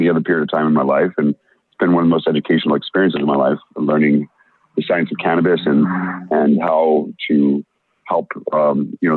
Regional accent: Roswell, New Mexico, United States; moved away as an adult; also born or lived in Mendocino County, California; I'm originally from Roswell, New Mexico

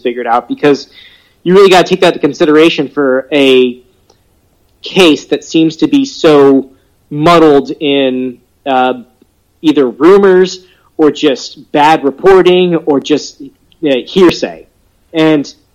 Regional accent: Louisiana, United States; I'm from Louisiana, and we say everything wrong

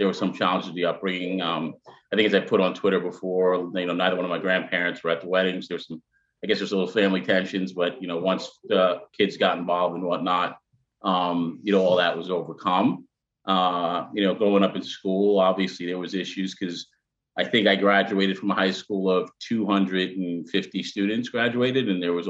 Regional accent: Long Island, New York, United States; also born or lived in Queens, New York; I was born in Queens, grew up in Long Island. My father is a white Jewish guy from Brooklyn, Bensonhurst, Brooklyn. My mother is from Jamaica, the island.

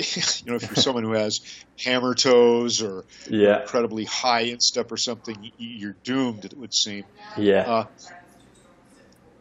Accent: Colorado, United States; I grew up in Colorado

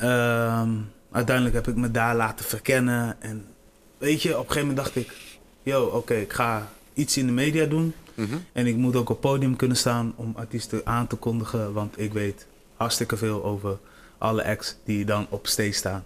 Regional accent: Delfzijl, Groningen, Netherlands; now in Groningen, Netherlands; Ik ben geboren in Delcel

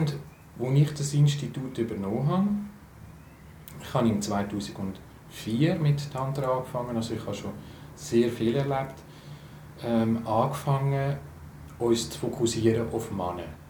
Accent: Switzerland; für mich als Schweizer

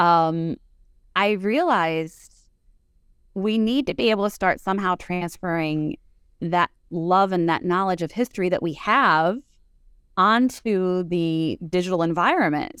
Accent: Dunmore, Pennsylvania, United States; Dunmore is my hometown

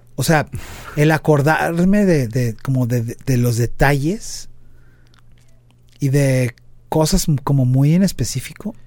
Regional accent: Mexico; somos cuatro mexicanos

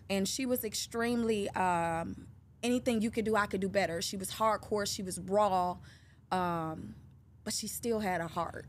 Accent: Detroit, Michigan, United States; I'm a native from Detroit, Michigan

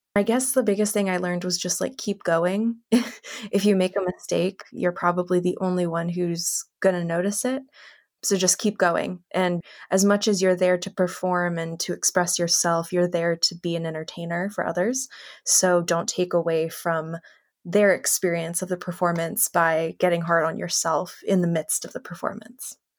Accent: Los Angeles, California, United States; also born or lived in Connecticut; I was born and raised in Los Angeles

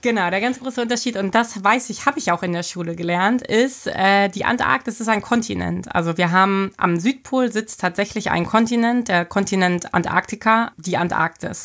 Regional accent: Berlin, Germany; moved away as an adult; also born or lived in Hamburg; now in Bremerhaven, Germany; ich bin gebürtig aus Berlin, bin da ja geboren und aufgewachsen

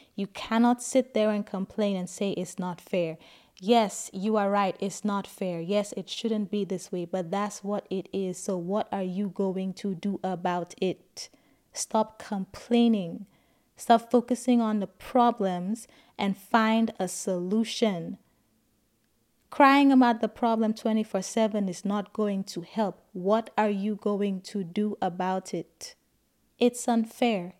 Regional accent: St. Lucia; moved away as an adult; now in United States; I grew up in Saint Lucia

